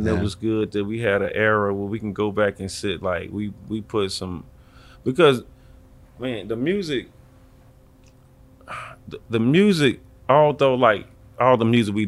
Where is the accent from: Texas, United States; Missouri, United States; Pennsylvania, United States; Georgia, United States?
Georgia, United States; Atlanta; I'm young. I'm from Atlanta